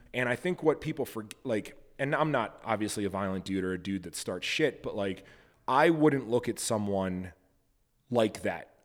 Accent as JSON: {"language": "English", "region": "Montana", "country": "United States", "said": "I'm also from Montana, and I own a goat farm"}